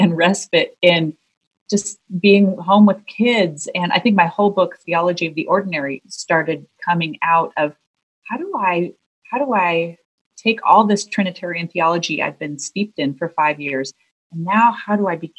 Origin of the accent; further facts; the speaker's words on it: United States; moved away as an adult; also born or lived in Scotland; as being Americans, we always were the foreigners